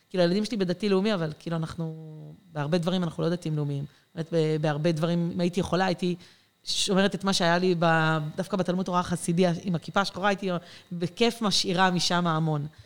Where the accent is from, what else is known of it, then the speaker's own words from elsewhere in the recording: Ma'ale Adumim, Judea and Samaria Area, Israel; also born or lived in Mitzpe Ramon / Jerusalem / Safed; במקור אני ממעלה אדומים, אה, mm. ליד ירושלים. אנחנו שנים מסתובבים, גרנו במלא מקומות.